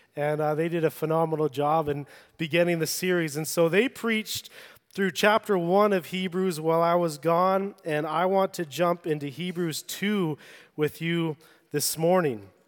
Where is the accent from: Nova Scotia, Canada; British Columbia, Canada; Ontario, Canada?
British Columbia, Canada; Vancouver Island; I grew up on Vancouver Island